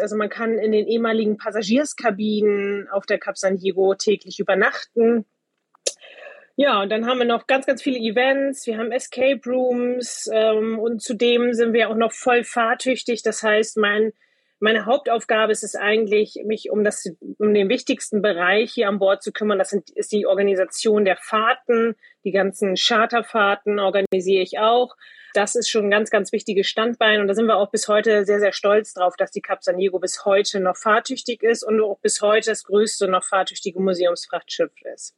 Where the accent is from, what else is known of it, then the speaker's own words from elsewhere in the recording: Butjadingen, Lower Saxony, Germany; ich bin direkt am Wasser aufgewachsen, komme ursprünglich aus Budjading, das ist eine Halbinsel zwischen Bremerhaven und Wilhelmshaven